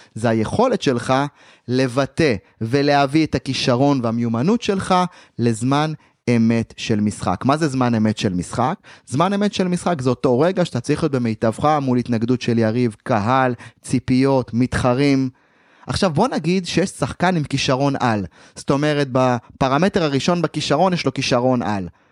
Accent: Ma'alot-Tarshiha, Northern District, Israel; אני נוסע ממעלות לחיפה באוטובוסים לאימונים

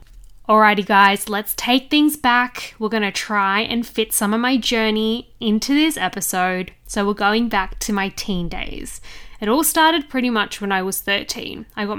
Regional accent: Sydney, New South Wales, Australia; I'm 27 from Sydney, Australia.

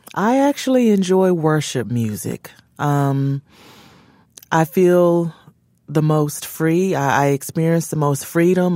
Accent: Memphis, Tennessee, United States; there's a place in Memphis, which is my hometown

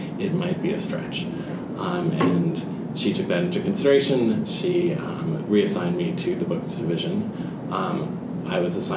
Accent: New Jersey, United States; I grew up very near New York City, New Jersey

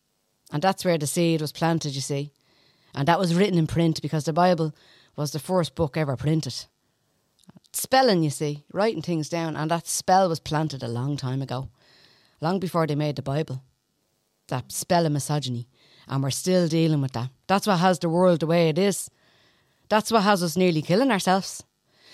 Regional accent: Dublin, Leinster, Ireland; Oh, I'm from the Liberties, going back a long time now.

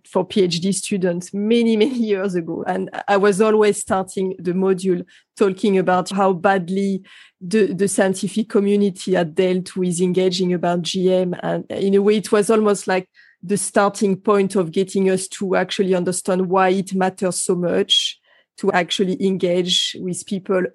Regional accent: France; moved away; my home country in France

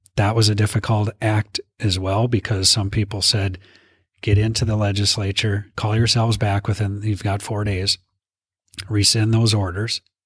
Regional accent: Minot, North Dakota, United States; I'm from, born and raised in Minot

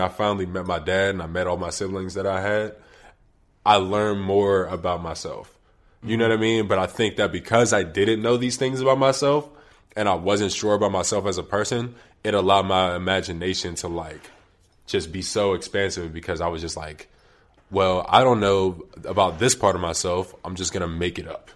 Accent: Wilkinsburg, Pennsylvania, United States; I'm from Wilkinsburg, which is a borough to the far east of Pittsburgh, right before you hit Monroeville

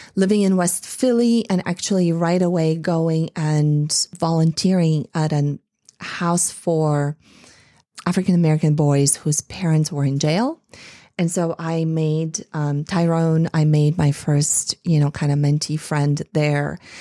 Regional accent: Bulgaria; moved away; growing up in Eastern Europe, in Bulgaria.

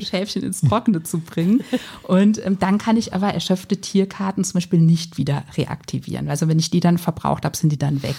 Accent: Rhineland-Palatinate, Germany; wir kommen aus der Pfalz

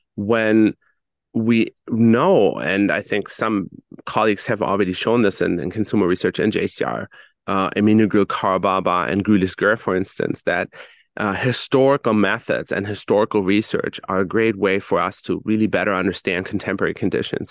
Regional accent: Germany; I, for instance, was born and raised in Germany

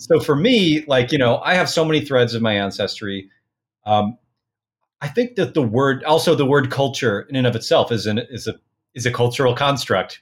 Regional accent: Portland, Oregon, United States; I was born in Portland, Oregon

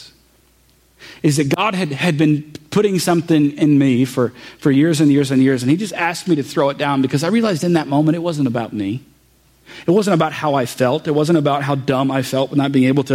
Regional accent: St. Louis, Missouri, United States; first language English; also born or lived in Jefferson County, Missouri; I was born in Jefferson County. I've grown up my whole life here in St. Louis area, Missouri

